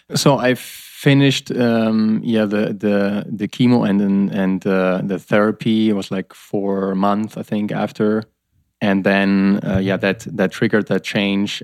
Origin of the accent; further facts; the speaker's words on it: Germany; I'm from Germany